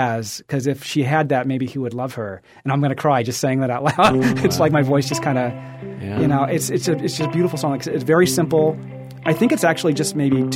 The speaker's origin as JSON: {"language": "English", "region": "Alabama", "country": "United States", "also_born_or_lived": "Birmingham, Alabama", "said": "I'm from Alabama, and in the South there's Piggly Wigglies everywhere, and I worked at Piggly Wiggly"}